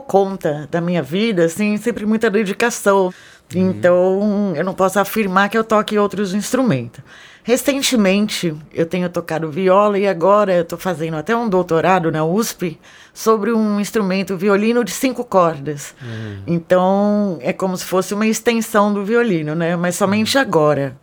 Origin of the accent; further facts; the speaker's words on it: São Paulo, Brazil; moved away as an adult; also born or lived in Germany; Eu nasci em São Paulo